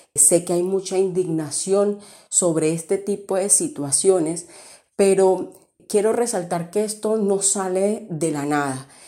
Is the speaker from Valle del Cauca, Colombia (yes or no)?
no; La Guajira, Colombia; moved away; cuando salí de la Guajira. Cuando salí de la Guajira fue que pude valorar más este territorio